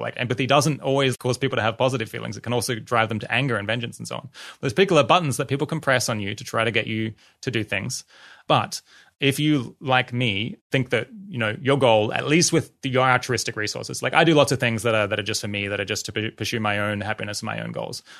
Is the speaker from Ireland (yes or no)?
no; Australia; I grew up in Australia